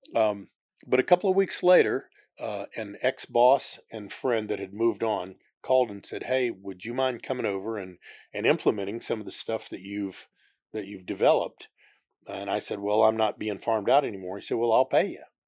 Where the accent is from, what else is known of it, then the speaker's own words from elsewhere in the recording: Houston, Texas, United States; also born or lived in Oklahoma / Concord; When I was very young, we moved to the Houston area, and as Houston grew, we just kept expanding out